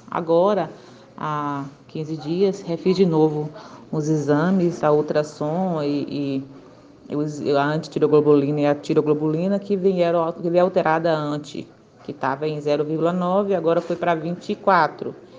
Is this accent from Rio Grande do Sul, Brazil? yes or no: no; Guanambi, Bahia, Brazil; Eu sou de Guanambi, na Bahia